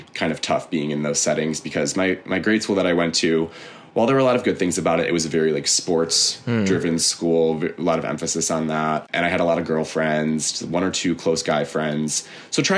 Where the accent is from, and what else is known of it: University Heights, Ohio, United States; born or raised there; moved away as an adult; now in New York, United States